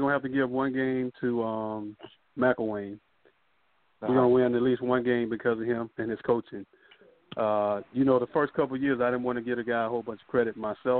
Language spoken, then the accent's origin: English; Tallahassee, Florida, United States; growing up in Tallahassee